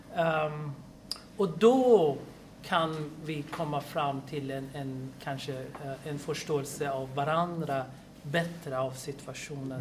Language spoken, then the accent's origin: Swedish; Iran; now in Sweden; jag är från Iran. Ja? Mm. Och då tänkte jag, ja, jag kommer från ett land som jag växte upp